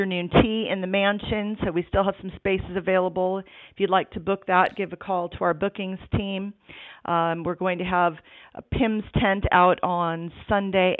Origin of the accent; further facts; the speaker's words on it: United States; now in United Kingdom; as an American